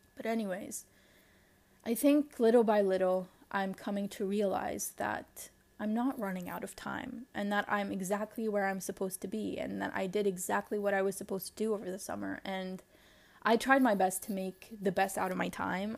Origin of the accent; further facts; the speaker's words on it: Lebanon; accent: Lebanese; you heard that shift in, in my accent, it will, and then it just became so Lebanese.